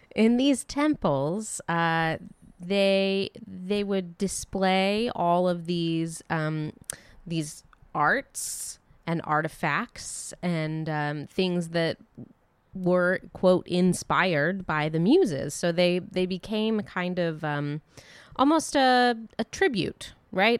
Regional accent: Dayton, Ohio, United States; growing up in Dayton, Ohio

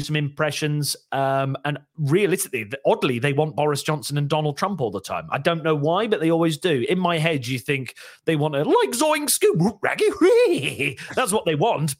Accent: Shrewsbury, West Midlands, United Kingdom; now in North East England, United Kingdom; I was from Shrewsbury, as I said, and they didn't really have an accent growing when I was growing up.

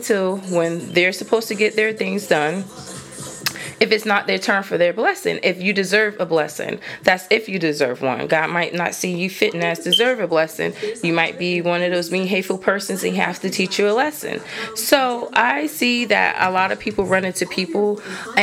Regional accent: New Jersey, United States; moved away; I'm originally from New Jersey.

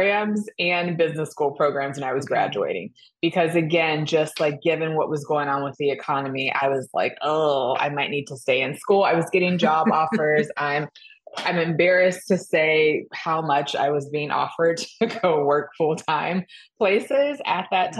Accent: Georgia, United States; moved away as an adult; also born or lived in Florida / North Carolina; I grew up in Georgia

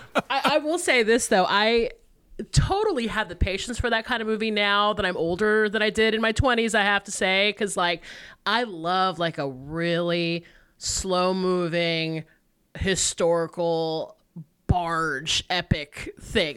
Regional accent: Georgia, United States; moved away as an adult; also born or lived in Atlanta, Georgia; now in Los Angeles, United States; my home state of Georgia

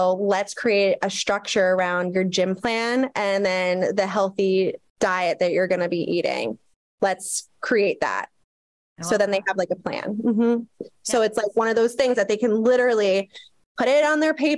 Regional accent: United States; we were brought up in the US

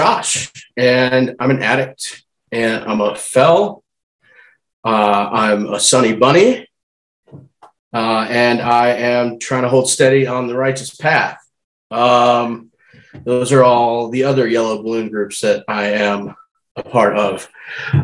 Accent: St. Louis, Missouri, United States; also born or lived in Chesterfield, Missouri; now in Boulder, United States; I grew up in St. Louis, Missouri, in the West County suburbs of Chesterfield. I currently live in Boulder, Colorado

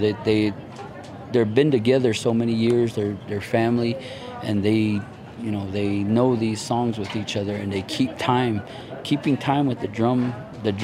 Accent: Farmington, New Mexico, United States; I'm of the Navajo Nation tribe, and I hail from Farmington, New Mexico, the Four Corners area

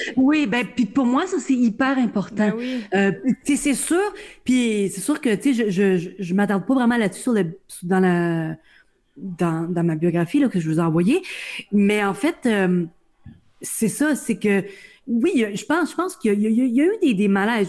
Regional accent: Welland, Ontario, Canada; je suis née euh, à Welland en Ontario, donc euh, dans la péninsule du Niagara

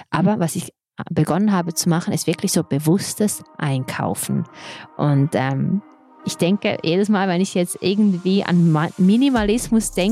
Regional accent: Serbia; German is a second language; Ich kenne nur die Geschichten andersrum, weil ich bin

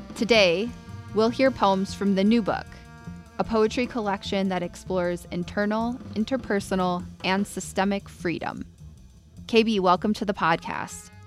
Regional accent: Ohio, United States; also born or lived in Colorado; now in Boulder, United States; I'm from Ohio originally.

